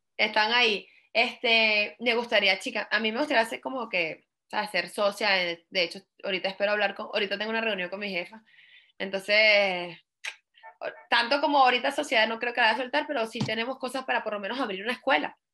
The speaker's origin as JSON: {"language": "Spanish", "country": "Venezuela", "tie": "born or raised there", "moved": "as an adult", "lives_now": "United States", "said": "en Venezuela como yo crecí"}